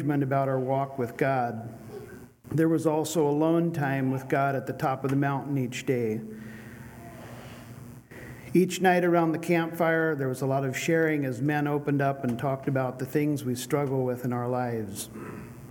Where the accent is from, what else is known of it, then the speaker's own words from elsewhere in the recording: Bonners Ferry, Idaho, United States; I'm from Bonners Ferry, Idaho